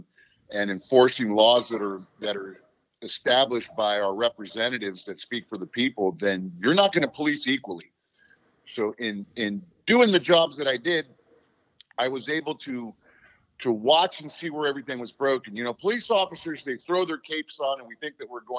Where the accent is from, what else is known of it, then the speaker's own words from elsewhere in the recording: Los Angeles, California, United States; moved away as an adult; also born or lived in Germany / Fort Bragg, North Carolina; now in Pittsburgh, United States; I'm originally from Los Angeles. I'm a little surfer kid from L.A.